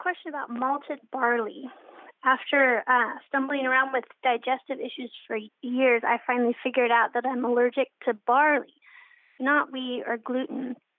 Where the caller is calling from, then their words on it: Seattle, Washington, United States; I'm calling from the Seattle area